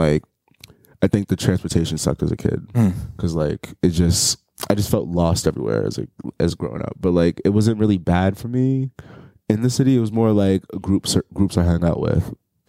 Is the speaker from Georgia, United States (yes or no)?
no; New York City, New York, United States; I'm from the Bronx. Okay. Born and raised my whole life.